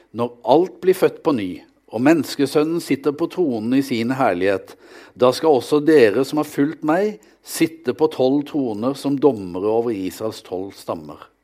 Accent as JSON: {"language": "Norwegian", "town": "Vegårshei", "region": "Agder", "country": "Norway", "tie": "born or raised there", "moved": "as an adult", "lives_now": "Kristiansand, Norway", "said": "Jeg kommer fra ei skaubygd på Sørlandet, Vegårshei, der jeg vokste opp"}